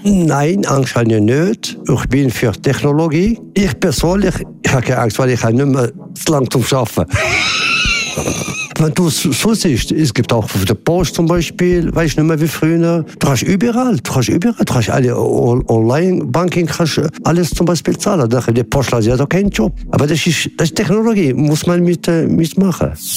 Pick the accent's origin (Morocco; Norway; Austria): Morocco; Casablanca, Casablanca-Settat; now in Switzerland; ich komme ursprünglich aus Marokko, aus Casablanca